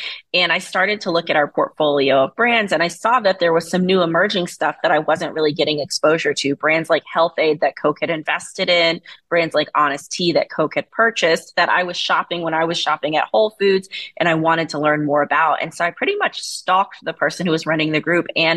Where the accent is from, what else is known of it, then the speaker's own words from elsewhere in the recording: Fayetteville, North Carolina, United States; moved away; So I grew up in a small town in North Carolina. I'm from Fayetteville, North Carolina.